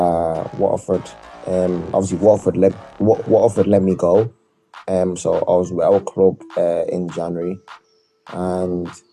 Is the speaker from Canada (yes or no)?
no; South Africa; moved away; being a South African